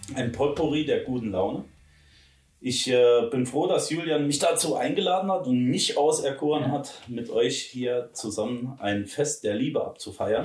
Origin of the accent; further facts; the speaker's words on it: Saarland, Germany; Wir sind ja Saarländer